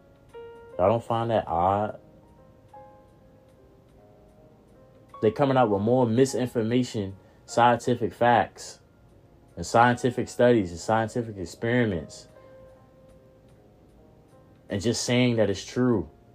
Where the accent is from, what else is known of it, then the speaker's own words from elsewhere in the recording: Norfolk, Virginia, United States; moved away; I grew up in Norfolk